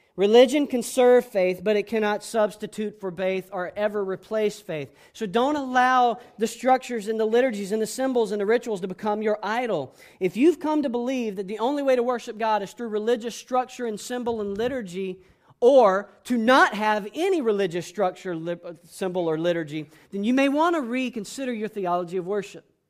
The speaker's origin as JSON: {"language": "English", "town": "Panama City", "region": "Florida", "country": "United States", "tie": "born or raised there", "moved": "yes", "said": "I spent years growing up in Panama City, Florida"}